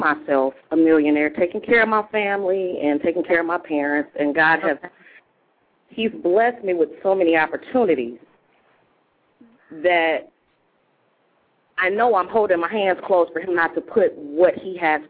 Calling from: Grand Rapids, Michigan, United States; I'm calling from Grand Rapids, Michigan.

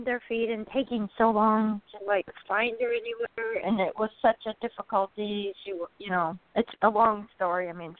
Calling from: Wisconsin, United States; I'm calling from Wisconsin.

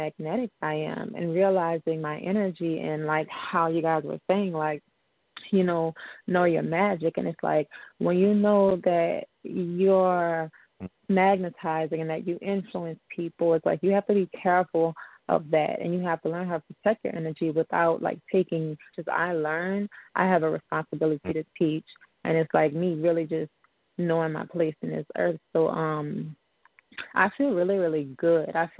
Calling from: New Orleans, Louisiana, United States; I'm calling from New Orleans, Louisiana.

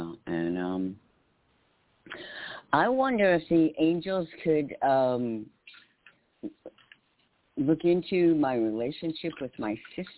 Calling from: New York, United States; in New York. … in New York.

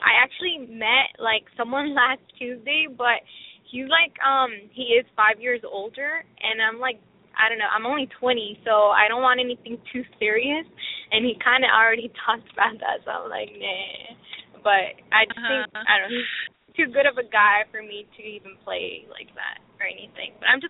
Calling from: Washington, United States; I'm calling from Washington State.

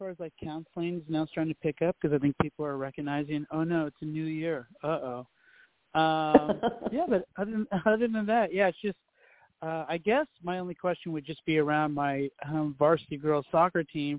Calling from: Hollywood, California, United States; I'm calling from

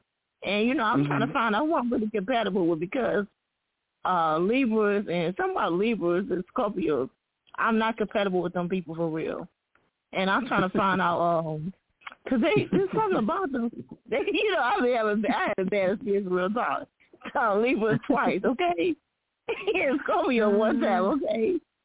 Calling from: Wayne, Michigan, United States; I'm calling from Wayne, Michigan.

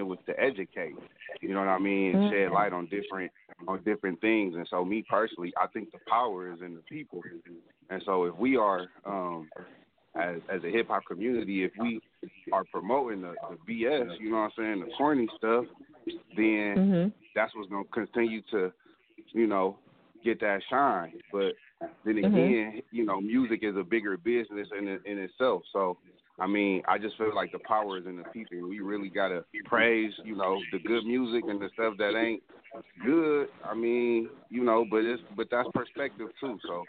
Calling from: Akron, Ohio, United States; from Akron, Ohio.

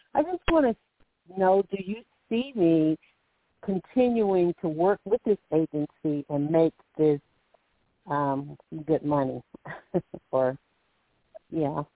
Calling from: Alabama, United States; calling from Alabama

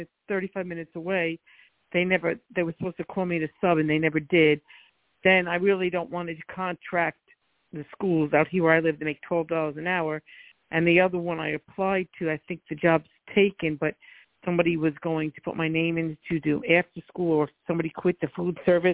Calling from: Florida, United States

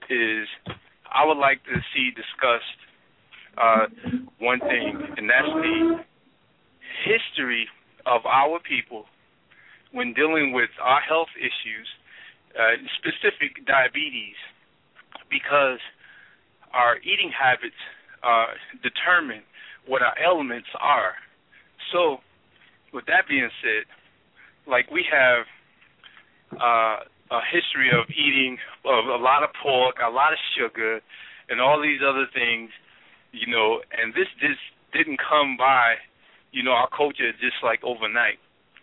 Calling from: Baltimore, Maryland, United States; I'm calling basically from Baltimore, Maryland. So I'm not in the Bronx at this time

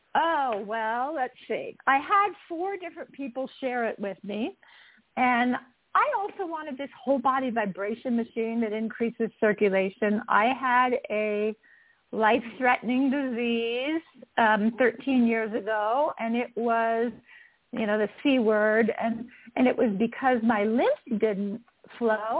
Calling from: just south of Salt Lake City, Utah, United States; I am calling in from Utah, just south of Salt Lake City

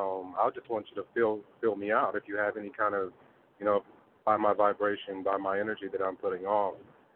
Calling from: Oklahoma, United States; I'm from Oklahoma.

